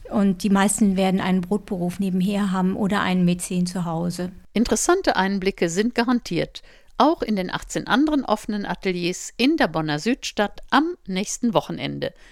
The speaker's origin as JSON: {"language": "German", "region": "London", "country": "United Kingdom", "said": "Ich komme aus England, aus London."}